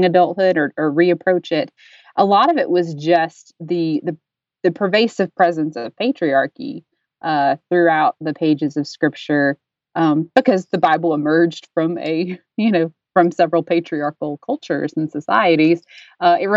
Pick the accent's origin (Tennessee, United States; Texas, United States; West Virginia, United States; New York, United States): Tennessee, United States; Dayton; I'm from Dayton, Tennessee, which is home of the Scopes Monkey Trial of 1925